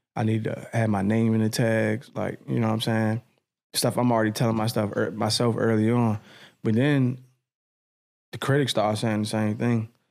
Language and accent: English; Edgewood, United States; I'm from Edgewood. So, like, my, my hood, Edgewood